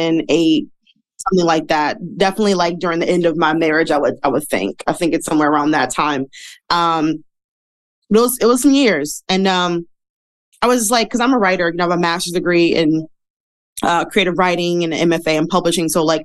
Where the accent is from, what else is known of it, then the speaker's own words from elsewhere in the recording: Midwest, United States; I am from the Midwest. So, you know, in the Midwest, back in the day, I don't know about now, but fat women did not dress up.